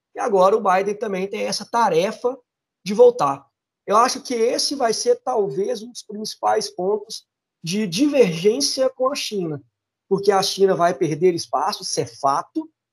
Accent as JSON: {"language": "Portuguese", "country": "Brazil", "said": "a gente pensando como brasileiro"}